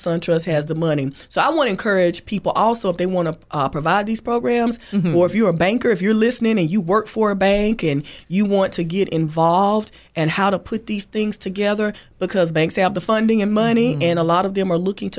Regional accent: Thomasville, United States; To graduates of Thomasville High School, again, my hometown.

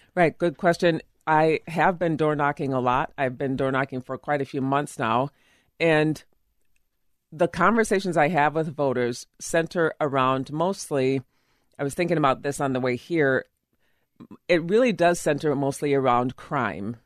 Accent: Illinois, United States; also born or lived in Minnetonka, Minnesota; now in Eden Prairie, United States; I am from Illinois originally

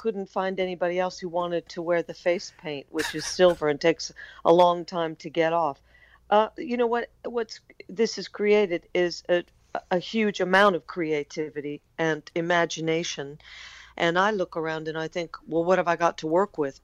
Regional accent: United States; I'm American

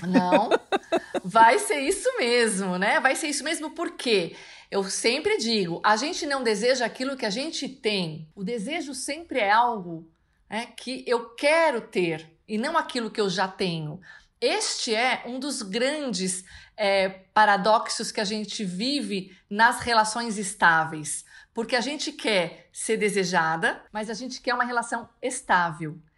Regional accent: São Paulo, Brazil; eu sou de São Paulo

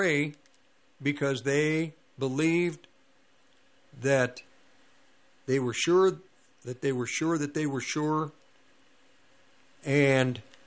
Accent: Longmont, Colorado, United States; also born or lived in Denver; I grew up in Longmont

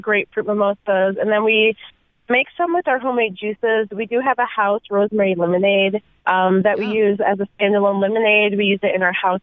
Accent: Milwaukee, Wisconsin, United States; now in Seattle, United States; I'm a Midwest transplant, actually. So I'm from Milwaukee, Wisconsin, originally

